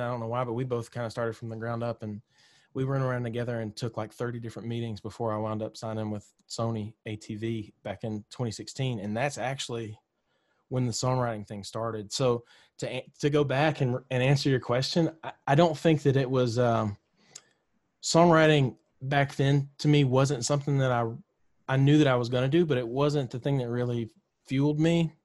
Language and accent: English; Mississippi, United States; moved away as an adult; now in Nashville, United States; I grew up in Mississippi